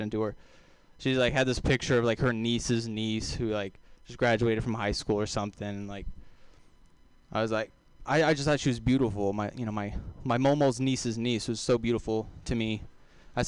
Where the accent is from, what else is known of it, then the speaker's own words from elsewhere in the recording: Texas, United States; accent: southern; I am from Texas